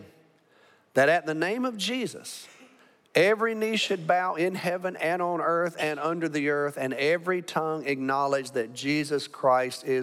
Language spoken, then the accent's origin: English; Alabama, United States; now in Arlington, United States; I'm from Alabama.